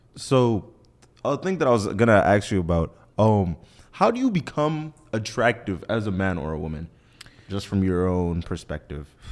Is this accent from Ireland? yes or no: no; Nigeria; being Nigerian